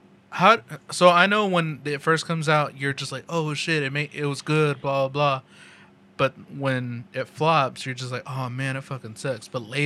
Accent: the South, United States; accent: southern

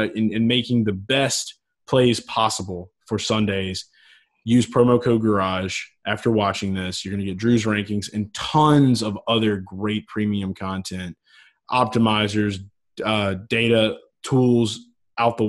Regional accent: New Orleans, Louisiana, United States; I'm from New Orleans

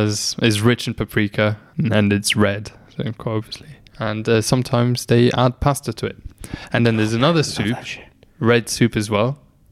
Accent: Luxembourg; moved away; he finds out I'm from Luxembourg.

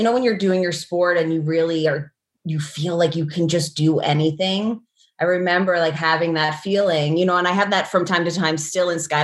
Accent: outside of New York City, United States; I grew up outside of New York City

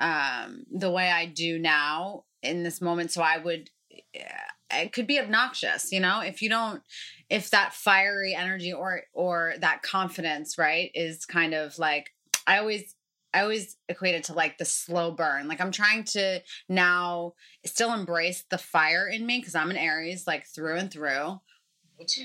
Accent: Connecticut, United States; I grew up in Connecticut.

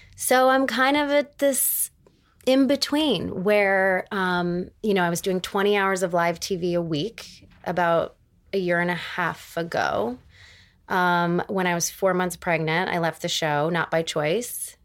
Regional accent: Erie, Pennsylvania, United States; moved away; from Erie, Pennsylvania

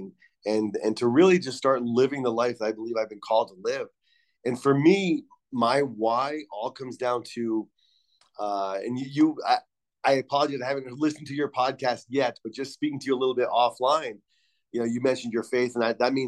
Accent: Rhode Island, United States; moved away; growing up in Rhode Island in the 80s

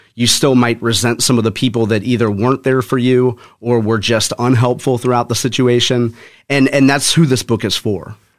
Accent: Spanish Lake, Missouri, United States; I grew up in Spanish Lake. uh, went to Hazelwood East High School

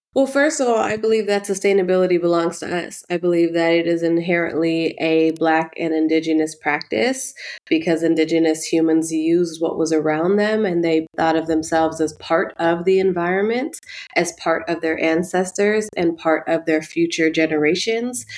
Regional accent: Oakland, California, United States; growing up in the neighborhood that I grew up in Oakland, West Oakland

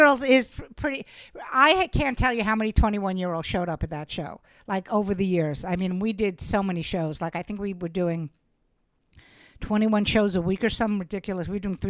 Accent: New York City, New York, United States; also born or lived in Los Angeles; No, I am born and bred. I grew up in Brooklyn, New York. I actually lived in Los Angeles.

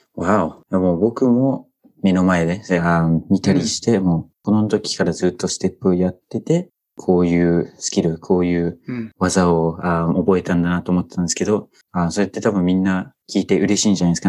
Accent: New Zealand; Japanese is a second language; now in Japan; 僕の母国ニュージーランド

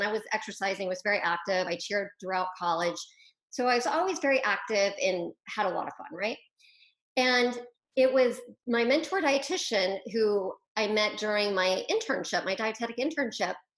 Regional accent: Wichita, Kansas, United States; I'm actually a Midwestern girl by heart. So I grew up in Wichita, Kansas.

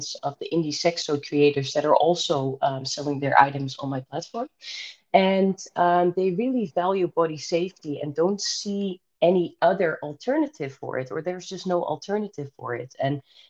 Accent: Rotterdam, South Holland, Netherlands; I'm from Rotterdam, the Netherlands

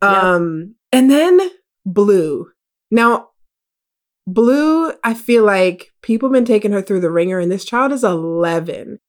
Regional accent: United States; my family is Jamaican. I was born here in America

